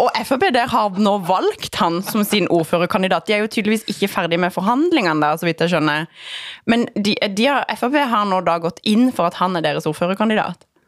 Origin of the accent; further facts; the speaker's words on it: Lindesnes, Agder, Norway; jeg er fra Lindesnes